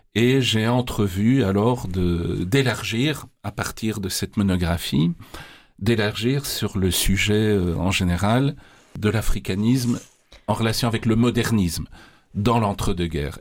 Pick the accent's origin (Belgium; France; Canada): Belgium; Charleroi, Wallonia; je suis né à Charleroi. Donc, j'ai fait, euh, Je passais passé toute ma jeunesse à Charleroi